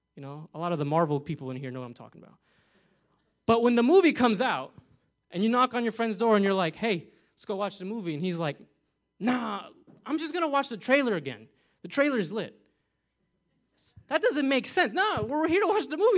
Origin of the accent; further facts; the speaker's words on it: New Jersey, United States; moved away; I'm from New Jersey. We love pizza over there